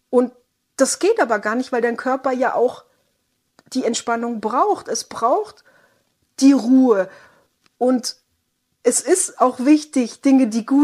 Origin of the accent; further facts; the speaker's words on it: Baden-Württemberg, Germany; ich komme aus dem Südwesten, ne, Schwabenland